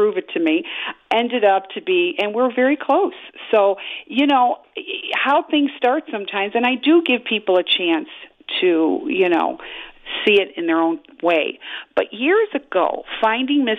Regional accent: Chicago, Illinois, United States; I was raised in Chicago my whole life

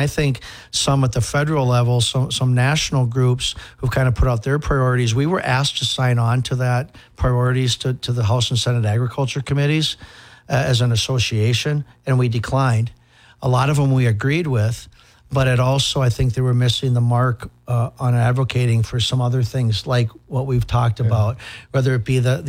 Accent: Hutchinson, Minnesota, United States; now in Apple Valley, United States; I was born and raised in Hutchinson. That's where I'm from. I live in Apple Valley, but I'm from Hutch

